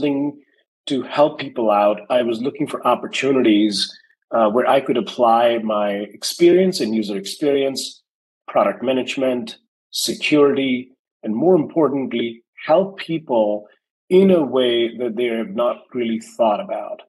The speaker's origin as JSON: {"language": "English", "town": "New Delhi", "region": "Delhi", "country": "India", "tie": "born or raised there", "moved": "as an adult", "lives_now": "United States", "said": "I was born and raised in India, New Delhi."}